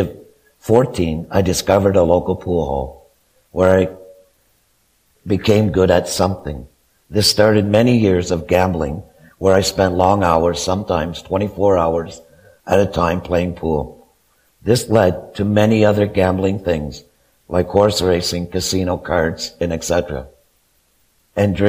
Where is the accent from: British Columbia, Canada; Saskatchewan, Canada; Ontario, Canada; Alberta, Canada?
Ontario, Canada; Kemptville; also born or lived in Wesley Acres; I was born and raised in Kempville